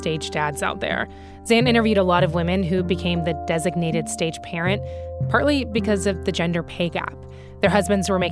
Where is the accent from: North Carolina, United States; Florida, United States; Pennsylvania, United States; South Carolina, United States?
North Carolina, United States; I grew up in North Carolina